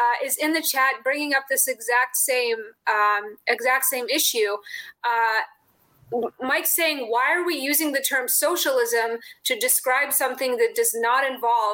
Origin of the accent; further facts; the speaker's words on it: Russia; now in Chicago, United States; I was born in Russia. I'm from a family of Russian immigrants.